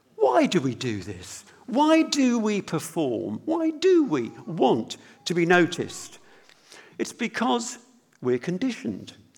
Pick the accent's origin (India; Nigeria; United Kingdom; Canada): United Kingdom; we're British